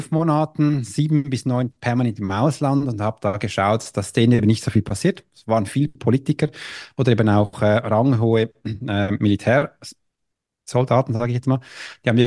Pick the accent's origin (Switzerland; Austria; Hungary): Switzerland; äh, ich bin Schweizer, ja, ich hatte mich, mein Deutsch war ein bisschen schlimmer, aber so bin ich da reingekommen